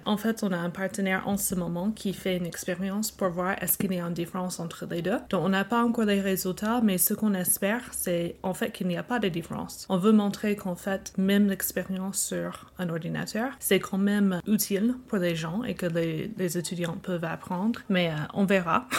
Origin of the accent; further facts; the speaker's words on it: United States; accent: American; first language English; French is a second language; also born or lived in Normandy, France / Dijon, France / Illinois; j'ai grandi aux États-Unis, monolingue